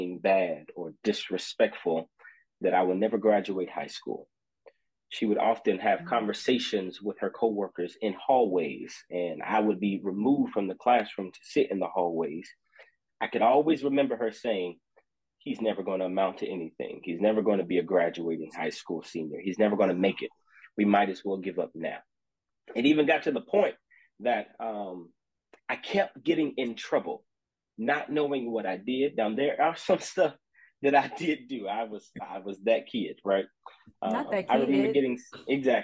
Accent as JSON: {"language": "English", "town": "Austin", "region": "Texas", "country": "United States", "said": "I am from Austin, Texas, a graduate of Wiley College"}